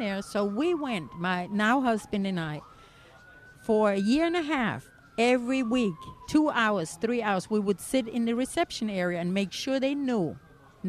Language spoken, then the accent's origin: English; Germany; moved away as an adult; also born or lived in California; now in United States; I came from Germany.